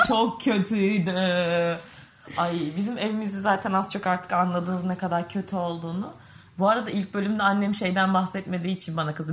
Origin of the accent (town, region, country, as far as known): Çanakkale, Turkey